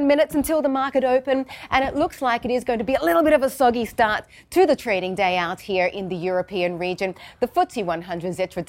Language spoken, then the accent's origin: English; Australia; moved away; my home country of Australia